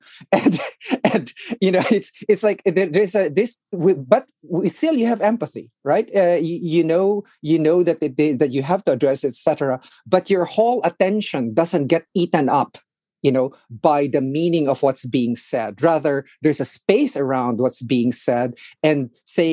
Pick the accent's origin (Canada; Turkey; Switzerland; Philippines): Philippines; now in Washington, D.C., United States; I grew up in the Philippines